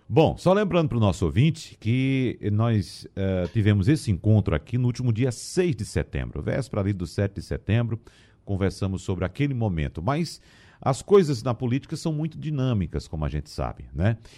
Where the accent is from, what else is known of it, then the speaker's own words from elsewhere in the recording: Arcoverde, Pernambuco, Brazil; Arco Verde, que é a minha terra no caso